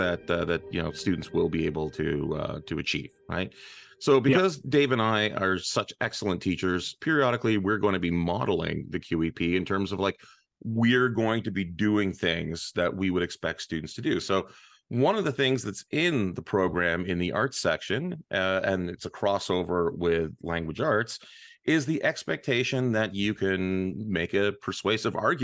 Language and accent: English; Montreal, Quebec, Canada; where we're both from. We're both from the West Island